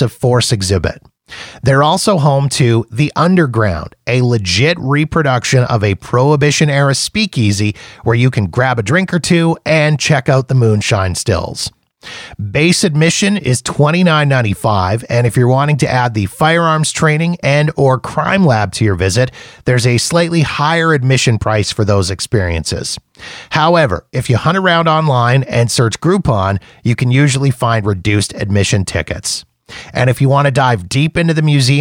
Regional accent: Canada; as a Canadian, I can actually work to get those taxes back. I've already been in contact with a couple of companies here in Canada

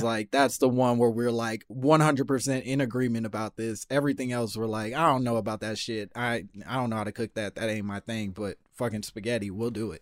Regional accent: Chicago, Illinois, United States; I'm from Chicago

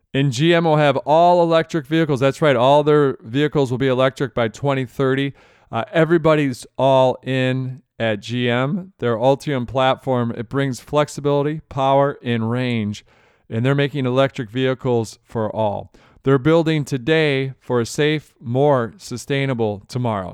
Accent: Michigan, United States; I grew up in Michigan

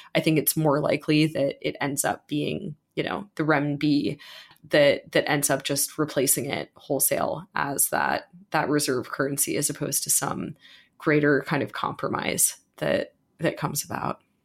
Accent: United States; as an American

